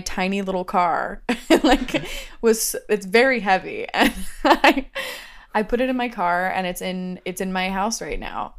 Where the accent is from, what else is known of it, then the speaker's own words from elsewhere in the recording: Ohio, United States; I'm from Ohio